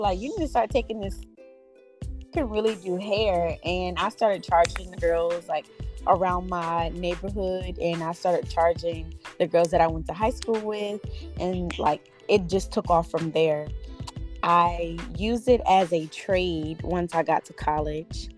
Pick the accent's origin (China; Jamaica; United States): United States; Absecon, New Jersey; also born or lived in Atlantic City, New Jersey; So I'm originally from Atlantic City, New Jersey. I grew up in Epsecan. It's a small town.